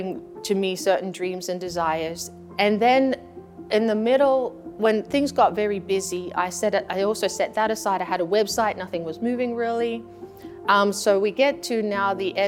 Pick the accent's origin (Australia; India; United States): Australia; moved away; I'm born and raised in Australia among the Aboriginal people, and that's my own personal heritage.